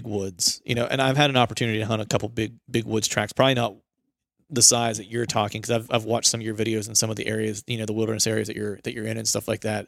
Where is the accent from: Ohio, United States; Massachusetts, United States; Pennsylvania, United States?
Pennsylvania, United States; moved away; I grew up in Pennsylvania, which is a big hunting heritage state